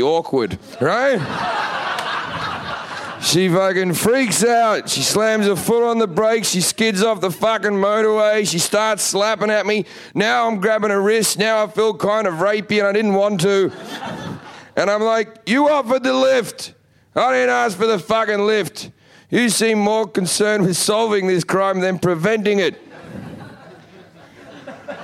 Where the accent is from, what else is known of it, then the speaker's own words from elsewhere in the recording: Australia; moved away as an adult; now in United States; I'm from Australia.